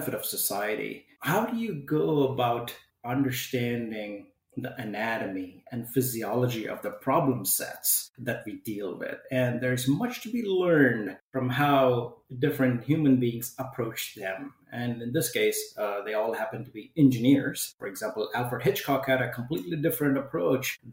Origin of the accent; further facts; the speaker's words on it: South India, India; moved away as an adult; now in Washington, United States; I was born in an Orthodox Hindu family in South India. My grandfather was a local village priest. I tried to help him out as a Sioux priest in the morning. So fairly traditional upbringing